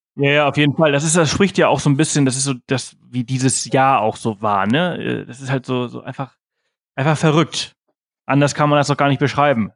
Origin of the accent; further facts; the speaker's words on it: Mallorca, Balearic Islands, Spain; moved away; auf Mallorca, wo ich halt herkomme